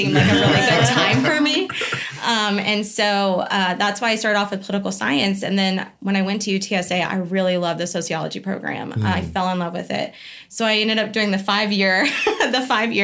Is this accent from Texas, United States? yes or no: yes; Bandera, Texas, United States; I'm close to home. I'm from Bandera, cowboy capital of the world